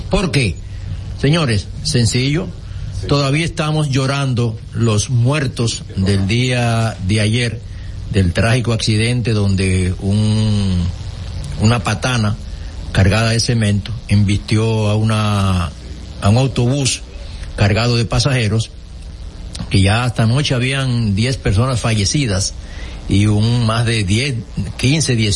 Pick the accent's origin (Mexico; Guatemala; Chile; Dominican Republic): Dominican Republic; Santo Domingo Este, Distrito Nacional; yo nací en Los Minas. Ya. Yo fui el último reducto de la … Ajá. Mis hermanas nacieron allá, ah, yo nací aquí. Ah, en Santo Domingo.